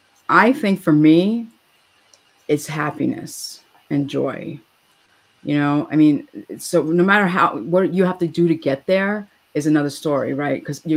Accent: New York, United States; So I'm a New Yorker.

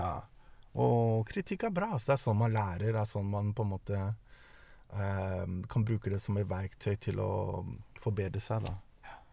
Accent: Norway; also born or lived in Denmark / Eritrea (ancestry) / Italy (parents met); jeg ble født i Danmark. Jeg kom til Norge da jeg var ni år.

